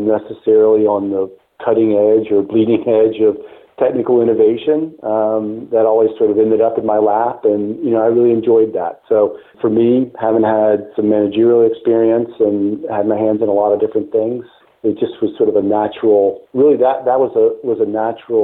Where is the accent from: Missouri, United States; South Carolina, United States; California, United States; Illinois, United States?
South Carolina, United States; I grew up in South Carolina